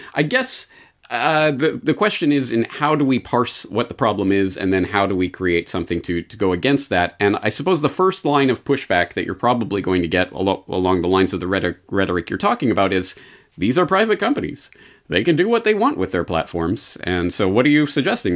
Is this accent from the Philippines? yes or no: no; Canada; now in Japan; As a Canadian living in Japan